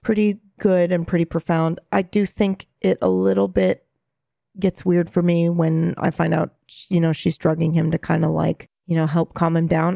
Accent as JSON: {"language": "English", "country": "Japan", "tie": "born or raised there", "moved": "yes", "said": "when I was there, growing up there"}